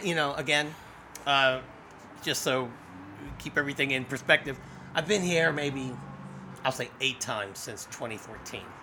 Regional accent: Colesville, Maryland, United States; I'm a native to this area. I grew up in Colesville.

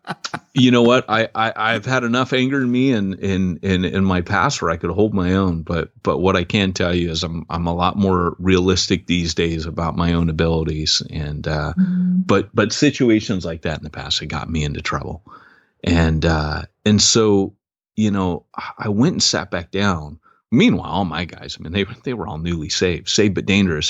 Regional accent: United States; moved away as an adult; also born or lived in Britain; I'm an American

